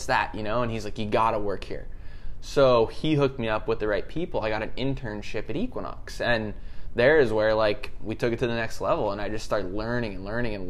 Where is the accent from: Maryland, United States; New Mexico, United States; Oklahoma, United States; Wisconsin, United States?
Maryland, United States; I grew up in Maryland